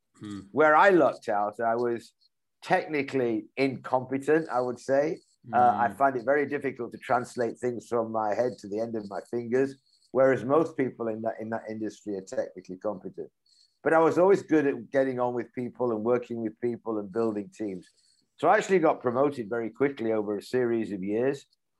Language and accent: English; Leeds, Yorkshire and the Humber, United Kingdom; 1976, I'm actually from Leeds in Yorkshire.